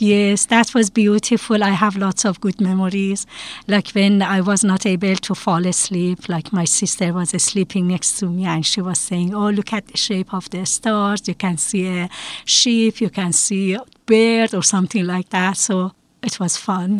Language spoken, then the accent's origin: English; Tehran, Tehran Province, Iran; moved away as an adult; now in Bethel, United States; I grew up in Yakhchiabad, in the middle of Hostel and Bostel of uh, Tehran, uh, capital city of Iran. I lived in Iran until I was uh, 31 years old